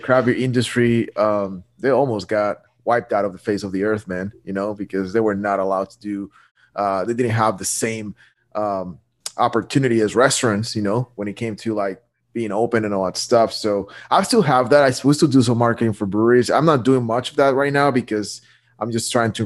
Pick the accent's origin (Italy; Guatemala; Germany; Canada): Guatemala; moved away as an adult; now in Apex, United States; I was born and raised in Guatemala